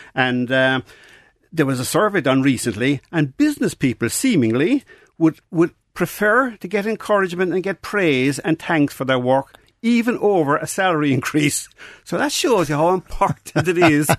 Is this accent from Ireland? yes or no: yes; Mallow, Munster, Ireland; I grew up in Narcock in Mallow